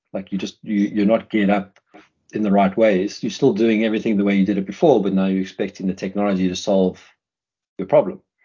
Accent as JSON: {"language": "English", "country": "South Africa", "moved": "yes", "said": "I'm South African, we're pretty plain speaking people"}